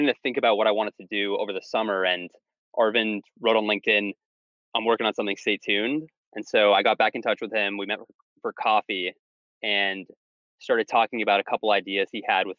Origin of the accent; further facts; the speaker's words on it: Canada; moved away as an adult; also born or lived in California / Asia / Philadelphia; now in United States; I grew up in Canada